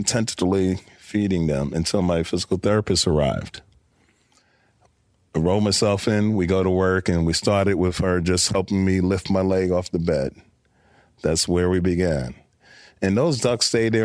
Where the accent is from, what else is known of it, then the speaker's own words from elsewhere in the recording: New York City, New York, United States; I'm a kid from Brooklyn.